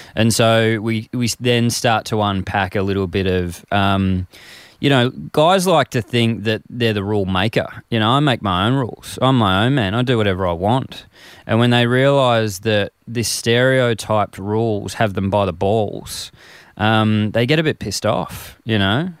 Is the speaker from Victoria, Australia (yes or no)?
yes; Frankston, Victoria, Australia; growing up in Frankston in this male kind of macho society